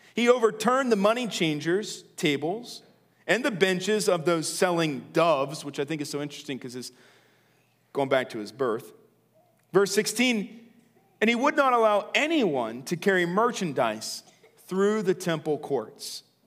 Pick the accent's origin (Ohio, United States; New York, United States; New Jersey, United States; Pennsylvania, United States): Pennsylvania, United States; Lancaster; also born or lived in Chicago / Philadelphia; now in Willow Street, United States; I was born in Lancaster